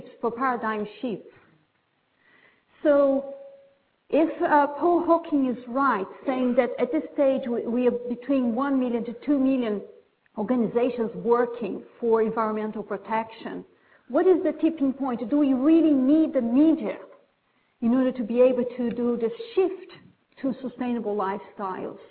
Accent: Brazil; moved away as an adult; also born or lived in Britain; now in United Kingdom; when I moved to Britain, I'm from Brazil, about 20 years ago

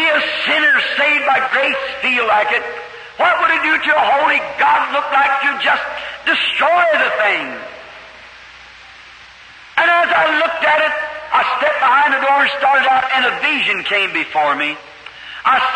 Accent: United States; I'm an American too

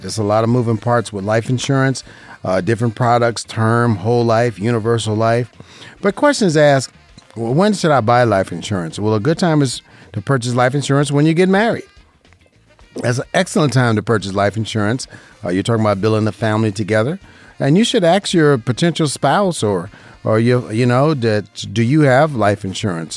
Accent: Las Vegas, Nevada, United States; right here in Las Vegas, Nevada. I love it. This is my hometown. I was born and raised here

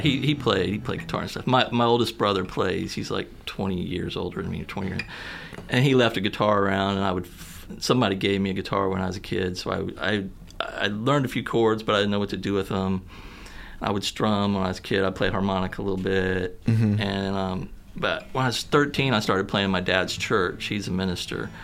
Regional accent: Poplar Bluff, Missouri, United States; moved away as an adult; also born or lived in Kentucky / Mountain View, Missouri; now in Columbia, United States; I was born in Kentucky, but I was raised like Southern Missouri and Southeast Missouri and Mountain View, and then spent most of my time like growing up, my teenage years in Poplar Bluff

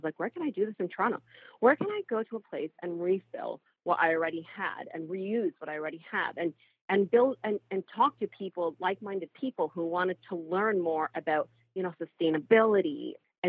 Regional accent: Egypt; now in Canada; I was actually born and raised in Egypt before I immigrated to Canada sometime in the 90s

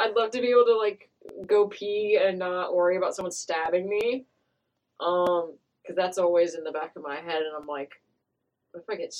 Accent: Clay Center, Kansas, United States; I'm from the boonies, known as Clay Center, Kansas.

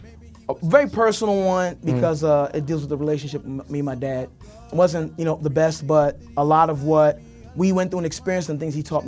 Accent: New York City, New York, United States; In Crown Heights, lived in Park Slope, I taught in Brownsville, lived in East New York for a little bit. Right now I'm currently in Flatbush, so literally all over.

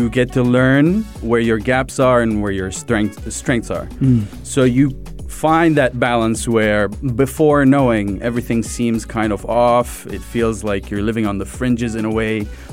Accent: Sharjah, United Arab Emirates; I grew up in Sharjah. I grew up in UAE

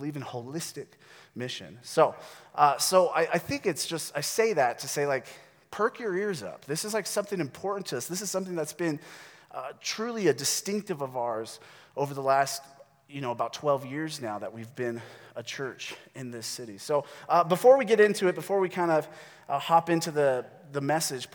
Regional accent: United States; we, as American Christians

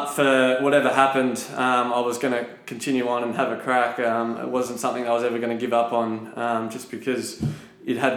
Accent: Shepparton, Victoria, Australia; born or raised there; now in Melbourne, Australia

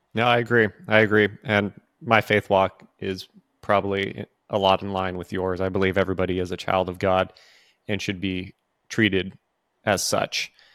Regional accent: California, United States; now in the South, United States; I grew up in California

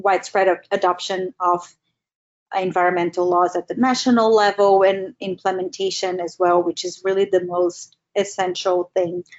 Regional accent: Brazil; I'm from Brazil

